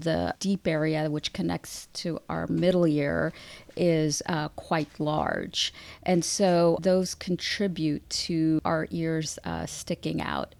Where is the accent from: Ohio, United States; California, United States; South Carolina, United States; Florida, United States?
California, United States; Southern; moved away as an adult; also born or lived in Washington, D.C.; I'm originally from Southern California, and I went out east to pursue my education